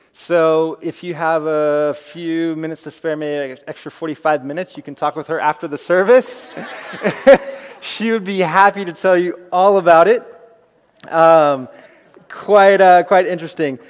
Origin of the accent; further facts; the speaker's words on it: Castro Valley, California, United States; I grew up here in Castro Valley